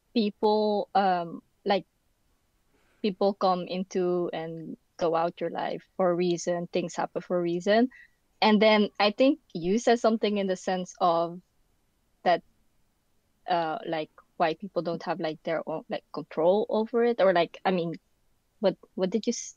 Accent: Netherlands; English is a second language; also born or lived in Philippines; I was born in the Philippines, and then I guess when I was around like four or something, I came here, the Netherlands. Um, and yeah, so I pretty much grew up here

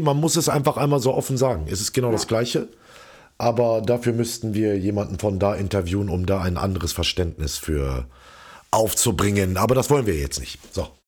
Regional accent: Hildesheim, Lower Saxony, Germany; moved away as an adult; now in Berlin, Germany; In meiner Heimat Hildesheim

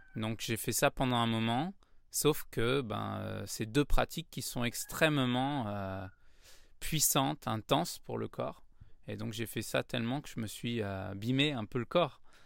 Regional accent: Paris, Île-de-France, France; Ah ouais, je suis né à Paris. je suis un vrai titi parisien. j'ai grandi dans le 9e arrondissement de Paris.

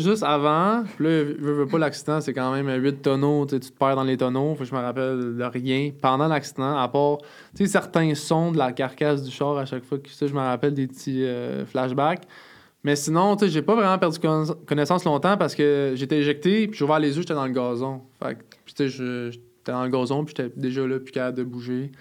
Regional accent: Montreal, Quebec, Canada; je viens du sud-ouest de Montréal, à La Salle

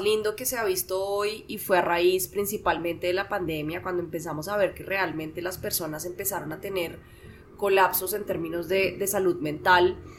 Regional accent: Bogotá, Colombia; yo soy administradora de empresas, soy de Bogotá, tengo 33 años

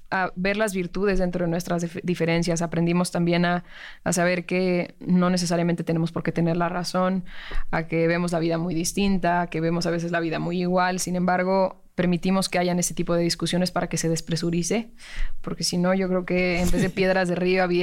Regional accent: Mexico City, Mexico; born or raised there

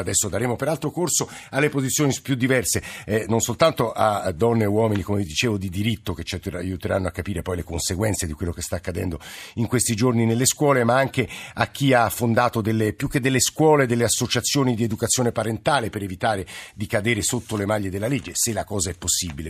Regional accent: Rome, Lazio, Italy; ora le parlo da Roma e come romano

